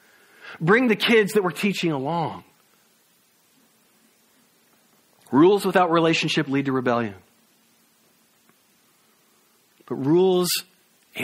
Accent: the South, United States; moved away; We're from the South

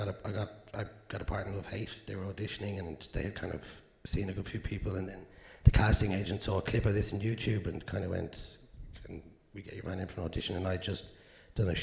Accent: Dublin, Leinster, Ireland; I'm from South Dublin

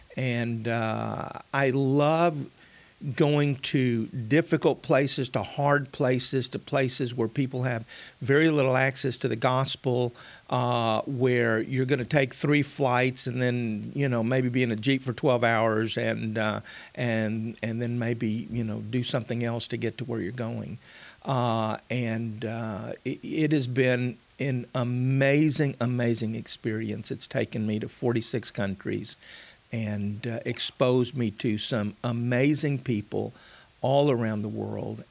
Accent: Mission, Texas, United States; I was born in South Texas, a little town called Mission, just a few miles north of the Rio Grande.

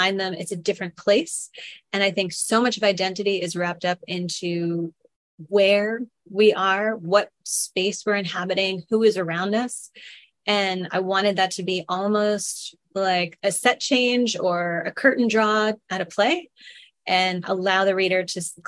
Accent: Long Island, New York, United States; moved away as an adult; my whole first book is about growing up on Long Island

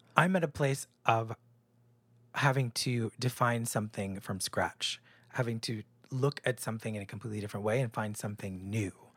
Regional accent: New Hampshire, United States; born or raised there; moved away; also born or lived in New York

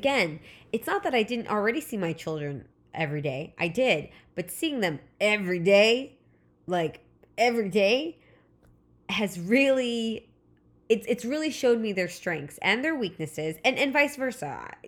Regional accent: California, United States; Again, I live in Southern California. I grew up in Southern California, so Disneyland was always the summer vacation.

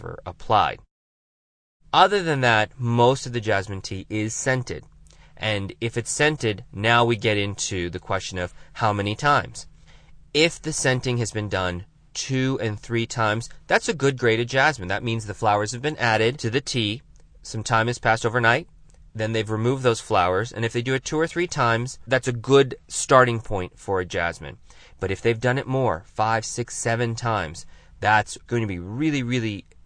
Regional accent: Tucson, Arizona, United States; here in my hometown of Tucson, Arizona

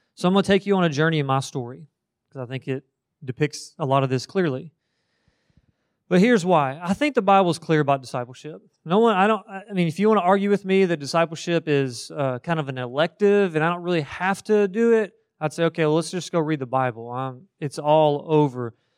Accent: Marion County, Kentucky, United States; moved away; I grew up in the middle of Kentucky. Marion County is what it's called

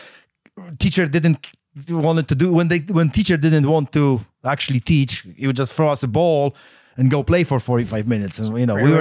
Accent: Poland; now in United States; I grew up in Poland

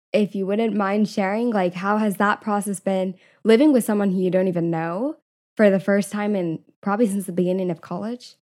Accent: California, United States; now in San Diego, United States; I grew up in California, I still have a lot of friends nearby

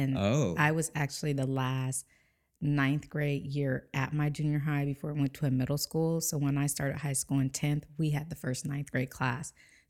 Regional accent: San Diego, California, United States; San Diego.

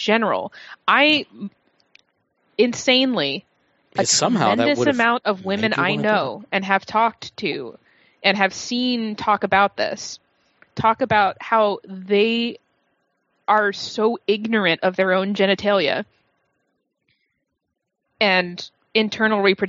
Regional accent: Massachusetts, United States; moved away; I grew up in Massachusetts

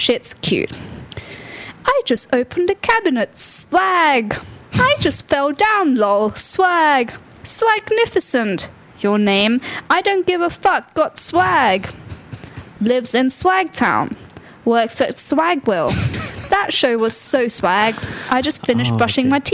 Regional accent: United Kingdom; accent: British

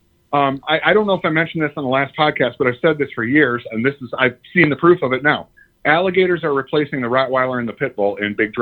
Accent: Sterling Heights, Michigan, United States; I grew up in Sterling Heights, so I know the area well.

